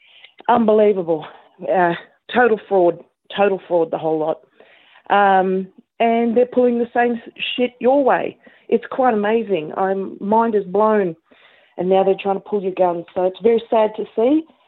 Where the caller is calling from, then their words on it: Canberra, Australian Capital Territory, Australia; I'm calling from Canberra in Australia.